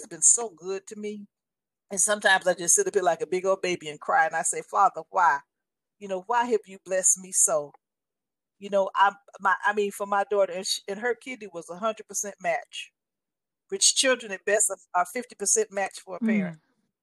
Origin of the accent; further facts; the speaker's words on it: Los Angeles, California, United States; being 12 years old, going to private school, being very privileged, growing up in Los Angeles